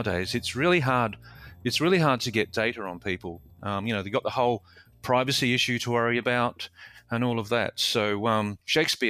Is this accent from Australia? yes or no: yes; Adelaide, South Australia, Australia; I grew up in Adelaide, in South Australia, and I left school at 16 to join the Army as a boy soldier.